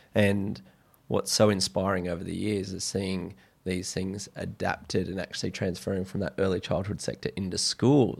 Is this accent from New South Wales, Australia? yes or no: no; Brisbane, Queensland, Australia; growing up in Brisbane briefly and then moving to the coast